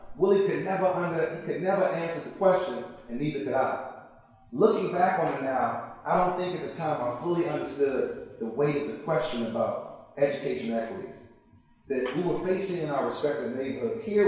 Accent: Chicago, Illinois, United States; she said, I just saw some people jumping the turnstile, just like you used to do when you were growing up in Chicago. And I said, I mean, we used to do that all day.

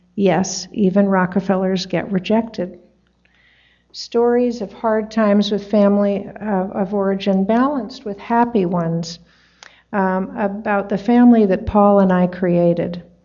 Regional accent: New York City, New York, United States; also born or lived in Tarrytown, New York; New York City was on the weekdays and Tarrytown was on the weekends

